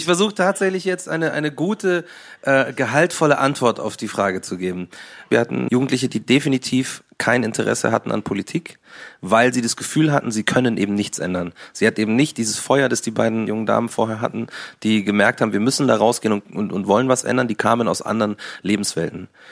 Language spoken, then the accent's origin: German; Munich, Bavaria, Germany; bin ja Münchner, bin ja Bayern